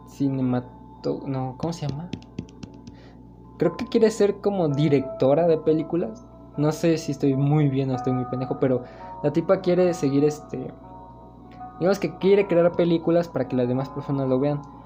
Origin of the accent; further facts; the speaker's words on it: Mexico; somos mexicanos